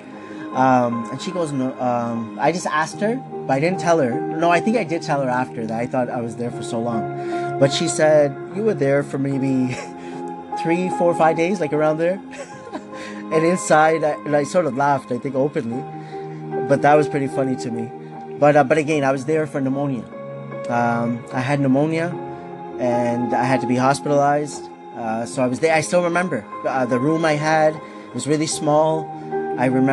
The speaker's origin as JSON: {"language": "English", "town": "Markham", "region": "Ontario", "country": "Canada", "tie": "born or raised there", "also_born_or_lived": "Scarborough, Ontario", "said": "I was born in Scarborough, Ontario, this is Canada. When I was 6 years old, we moved to Markham"}